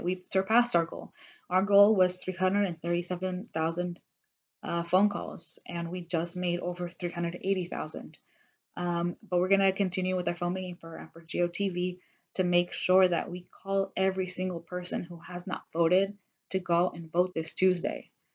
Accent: Georgia, United States; I was raised in Georgia. I've been here all my life

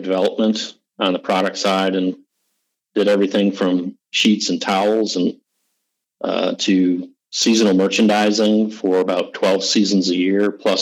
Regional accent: Michigan, United States; now in North Carolina, United States; I'm from Michigan. I'm a transplant. I'm like a Michigan furniture area person growing up that moved to North Carolina

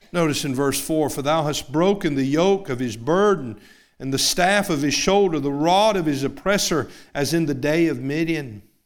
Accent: Knoxville, Tennessee, United States; a seven-year-old boy growing up in Knoxville, Tennessee

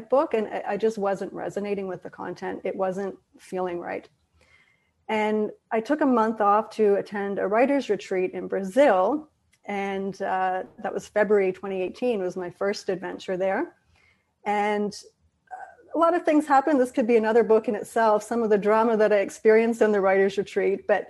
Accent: Belfast, Northern Ireland, United Kingdom; growing up in Ireland, which is a country divided, still is today, but to a much lesser degree than it was before, by religion and politics, and specifically Belfast

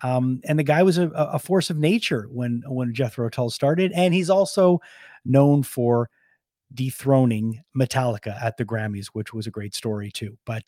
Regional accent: Montreal, Quebec, Canada; You know, growing up in Montreal, they were a band that we played all the time.

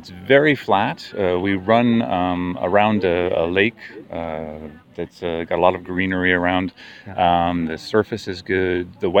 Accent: New York City, New York, United States; now in Gex, France; I'm a New Yorker, born and bred.

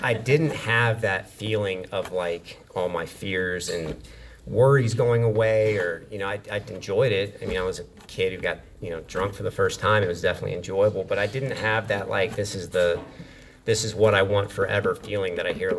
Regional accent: Wilmington, North Carolina, United States; also born or lived in Memphis, Tennessee / Texarkana, Texas / Maine; So I was born in Memphis, Tennessee, and 4 years after that, I moved to Texarkana, Texas. 4 years after that, I moved to this little town in Maine. And about 4 years after that, I moved to Wilmington, North Carolina. So for all intents and purposes, I consider Wilmington home.

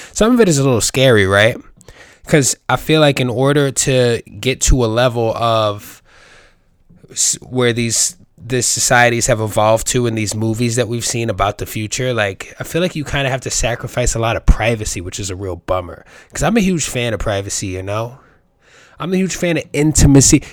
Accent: New York City, New York, United States; I grew up in the Bronx

